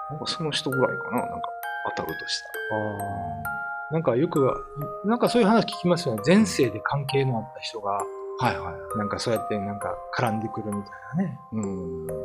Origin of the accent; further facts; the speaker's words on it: Kyoto, Japan; 京都出身なんで、